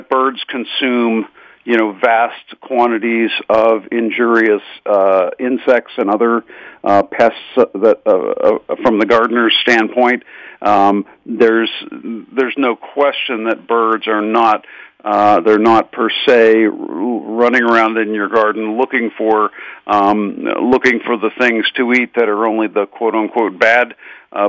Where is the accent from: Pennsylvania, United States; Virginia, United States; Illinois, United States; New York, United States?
Pennsylvania, United States; Pittsburgh; I grew up in Squirrel Hill in the east end of Pittsburgh